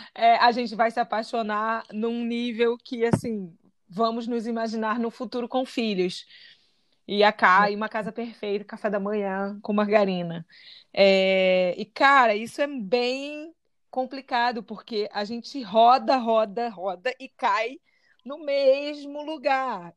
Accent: Rio de Janeiro, Brazil; eu sou carioca de Santa Teresa

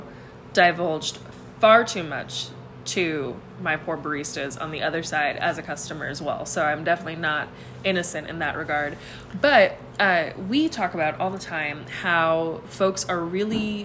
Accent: Arizona, United States; Arizona State University, which funnily enough is actually my hometown college

